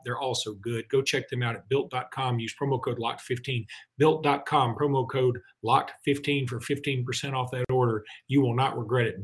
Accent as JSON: {"language": "English", "town": "Alexander City", "region": "Alabama", "country": "United States", "tie": "born or raised there", "said": "my hometown of Alexander City"}